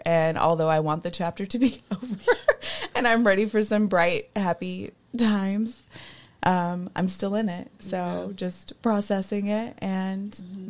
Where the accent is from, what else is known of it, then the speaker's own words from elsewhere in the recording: Dallas, Texas, United States; now in Chicago, United States; and I was born in Chicago, grew up in Dallas, and went to Chicago for college.